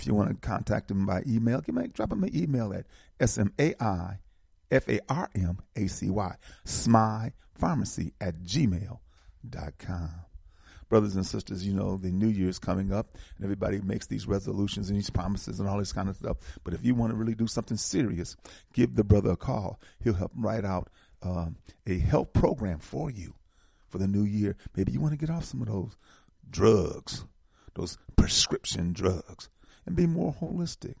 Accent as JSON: {"language": "English", "town": "Milwaukee", "region": "Wisconsin", "country": "United States", "tie": "born or raised there", "moved": "yes", "lives_now": "Atlanta, United States", "said": "I was from Milwaukee"}